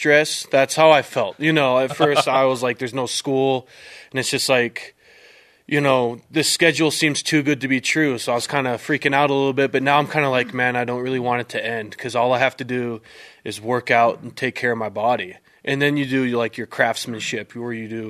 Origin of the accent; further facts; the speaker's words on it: Utah Valley, United States; growing up in Utah Valley, whether you like it or not, you grow up watching BYU football